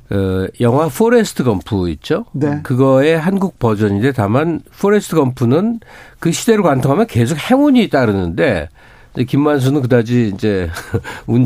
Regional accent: Seoul, South Korea; 저는 서울에서 나고 자랐기 때문에 네. 그 시골 생활을 모르는데

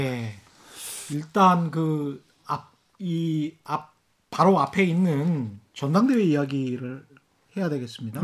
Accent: Yeosu, South Jeolla, South Korea; 제가 전라남도 요수인데요.

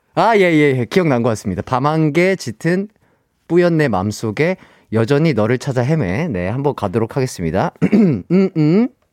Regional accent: Gwangju, South Korea; 제 고향은 광주예요

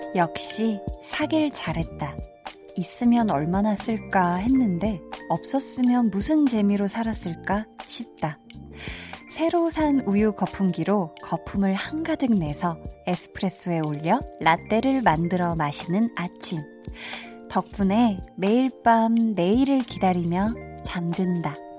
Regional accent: Seoul, South Korea; 저도 어렸을 때 제가 태어나서 쭉 중학교 2학년 때까지 나고 자란 동네가 있어요. 암사동에 굉장히 작은, 음, 동네인데

